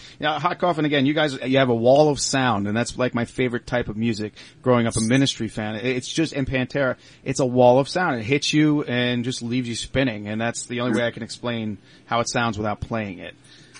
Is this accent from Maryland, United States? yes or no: no; Long Island, New York, United States; I'm actually from Long Island.